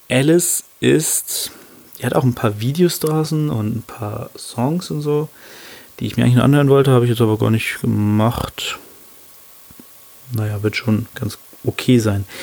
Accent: Hannover, Lower Saxony, Germany; aber die kommt aus Hannover, meiner Heimatstadt, ähm, und wo ich auch sende, sage ich mal.

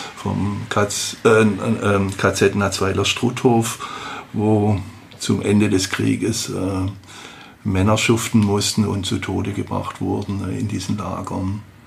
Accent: Horb am Neckar, Baden-Württemberg, Germany; ich komme aus Horb am Neckar

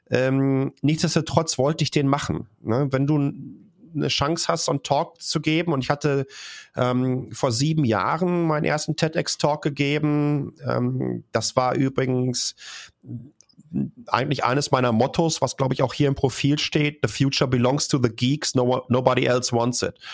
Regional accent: North Rhine-Westphalia, Germany; Ich komme aus einer, ähm, ich komme aus dem Ruhrgebiet, ich komme aus einer Bergbaufamilie.

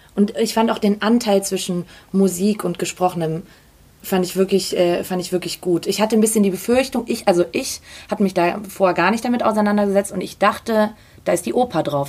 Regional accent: Salzburg, Austria; moved away; Ich bin ja gebürtige Salzburgerin

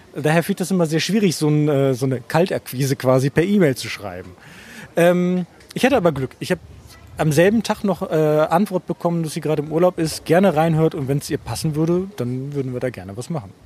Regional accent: Germany; bei uns in Deutschland

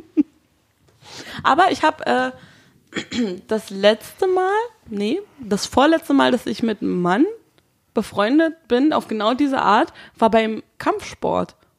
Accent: Brandenburg, Germany; moved away as an adult; now in Berlin, Germany; meine Familie kommt ja aus Berlin und ich bin ja nur schulemäßig in Brandenburg äh, zur Schule gegangen, was man vielleicht einmal im Dialekt hört

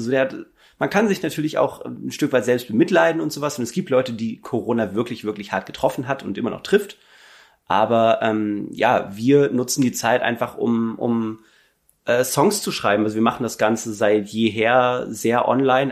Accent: Hamburg and surroundings, Germany; wir kommen so aus Hamburg und Umgebung

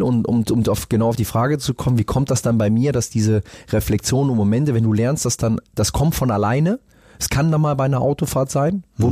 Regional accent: Rhineland, Germany; now in Hamburg, Germany; als Rheinländer, ich habe es eh von meinen Eltern immer so mit dazu bekommen

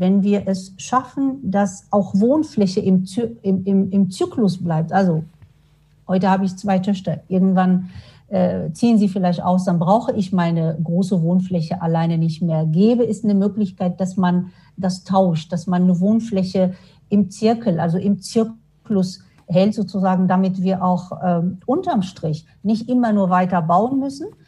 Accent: Morocco; now in Darmstadt, Germany; Ich komme ja ursprünglich aus Marokko

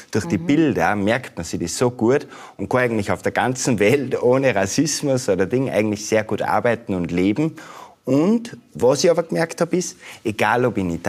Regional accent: Austria; natürlich haben wir unsere Eigenheiten und so, gerade als Österreicher auch.

